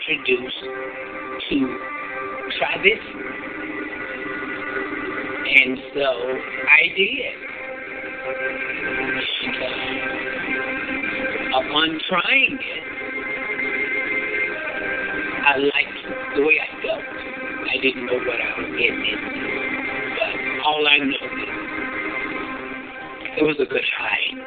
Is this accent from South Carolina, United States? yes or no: yes; Ruby, South Carolina, United States; I'm from Ruby, South Carolina